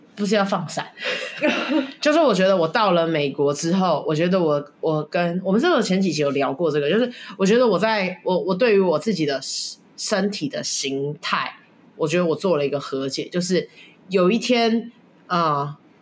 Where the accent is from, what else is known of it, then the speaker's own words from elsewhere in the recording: Taiwan; moved away as an adult; also born or lived in United States; 我们跟我妈妈都是在台湾生活长大